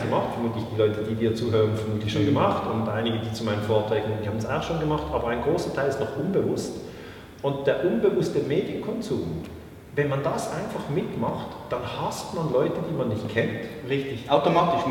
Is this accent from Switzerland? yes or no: yes; Switzerland